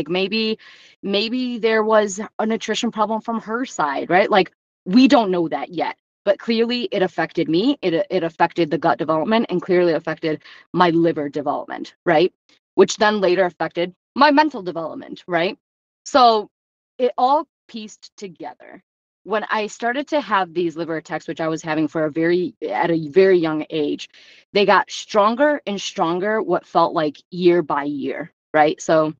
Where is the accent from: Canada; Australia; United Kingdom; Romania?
Romania; born there; And if anybody knows anything about Eastern European orphanages, because I was born in Romania, that stuff doesn't go well, right?